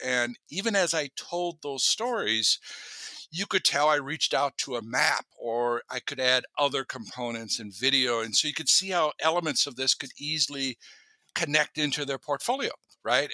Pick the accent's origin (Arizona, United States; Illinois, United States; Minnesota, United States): Minnesota, United States; moved away as an adult; now in Alaska, United States; I grew up in Minnesota